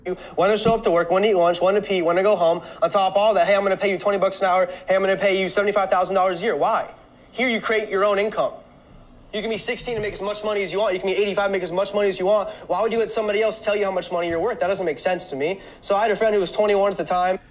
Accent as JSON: {"language": "English", "town": "Columbus", "region": "Ohio", "country": "United States", "also_born_or_lived": "Arizona", "moved": "as an adult", "said": "I'm from Columbus, Ohio, small town, came out to Arizona in oh eight to go to school"}